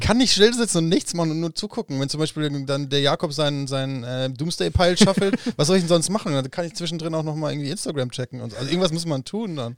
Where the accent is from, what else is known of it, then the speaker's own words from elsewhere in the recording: Aalen, Baden-Württemberg, Germany; auch bei mir in Aalen, in meiner Heimatstadt